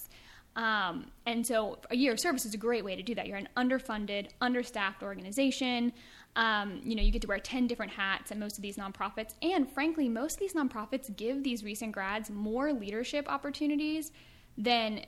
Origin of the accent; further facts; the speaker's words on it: East Coast, United States; moved away as an adult; also born or lived in Pittsburgh, Pennsylvania; now in California, United States; I was from the East Coast